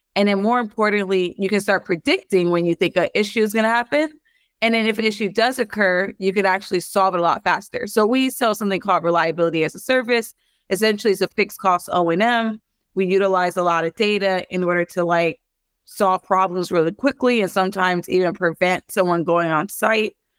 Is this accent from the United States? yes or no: yes; Los Angeles, California, United States; I'm from South Central Los Angeles, born to two Belizean parents.